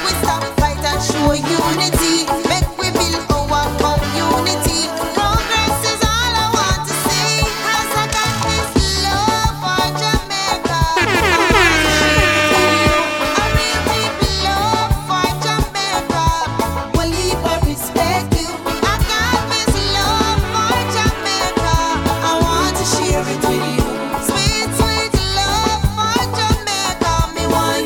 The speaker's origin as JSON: {"language": "English", "town": "Kingston", "country": "Jamaica", "tie": "born or raised there", "moved": "yes", "said": "We come in from Kingston, that was when I was a baby."}